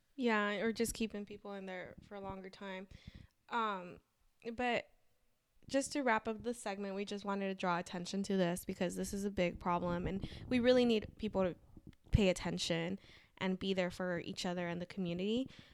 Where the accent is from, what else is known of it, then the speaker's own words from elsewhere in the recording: Los Angeles, California, United States; I grew up in Los Angeles